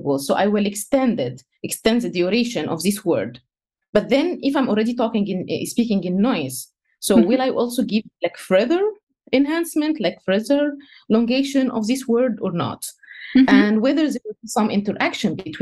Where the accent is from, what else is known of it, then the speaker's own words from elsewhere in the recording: Egypt; first language Egyptian Arabic; English is a second language; moved away; I'm Egyptian, so my native language is Egyptian Arabic